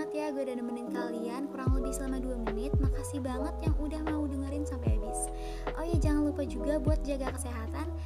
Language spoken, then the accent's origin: Indonesian; Bandar Lampung, Lampung, Indonesia; Asal gue dari Bandar Lampung